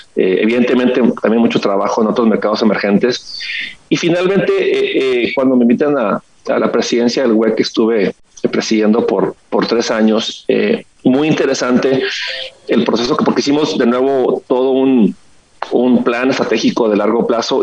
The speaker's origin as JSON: {"language": "Spanish", "town": "Ensenada", "region": "Baja California", "country": "Mexico", "said": "soy de Ensenada, Baja California"}